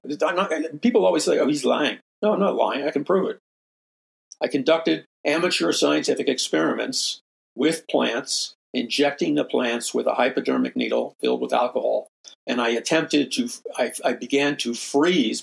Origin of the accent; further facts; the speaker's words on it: New York City, New York, United States; I'm from New York City